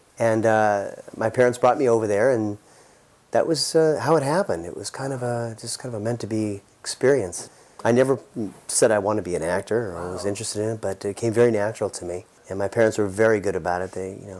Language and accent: English; Los Angeles, California, United States; I was about 6 years old and growing up in the Valley, San Fernando Valley